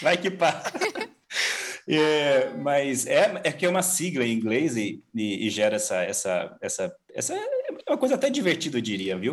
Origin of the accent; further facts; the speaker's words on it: São Paulo, Brazil; moved away as an adult; also born or lived in Mongolia; Sou paulista. Nascido é. aqui, é. criado aqui, nessas, nessa, nessa região, mas na capital mesmo, ali na Zona Sul.